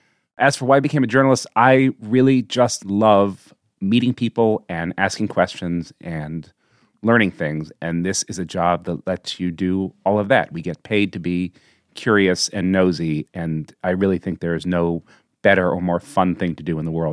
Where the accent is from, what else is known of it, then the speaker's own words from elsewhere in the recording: Washington, District of Columbia, United States; stems from my growing up in Washington, D.C., where national politics were sort of like what sports are in other cities.